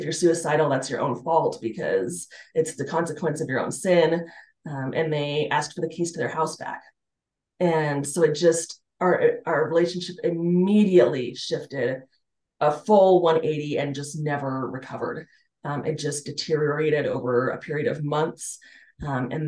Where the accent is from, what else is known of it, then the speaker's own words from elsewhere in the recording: Colorado Springs, Colorado, United States; I grew up in Colorado Springs